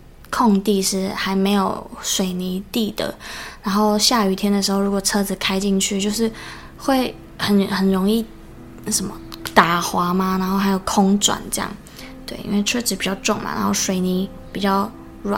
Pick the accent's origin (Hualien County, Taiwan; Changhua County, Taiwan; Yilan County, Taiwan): Changhua County, Taiwan; Changhua; 因为我是游子嘛，我的家乡在彰化，然后我大概已经快要三个月没有回家